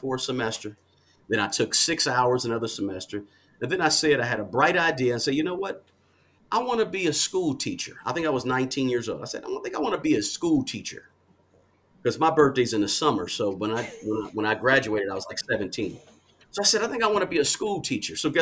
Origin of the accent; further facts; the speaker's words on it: Kansas City, Kansas, United States; I'm from Kansas City area, Kansas City, Kansas, to be exact.